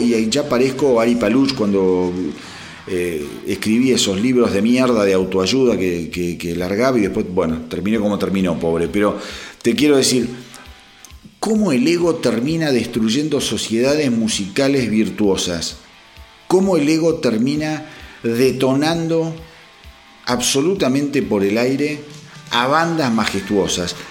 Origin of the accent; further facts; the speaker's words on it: Berazategui, Buenos Aires Province, Argentina; also born or lived in Quilmes; yo soy oriundo de Verazategui